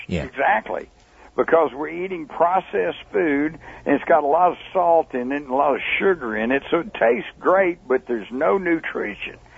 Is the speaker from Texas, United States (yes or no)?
yes; Texas, United States; I'm a reporter. I'm from Texas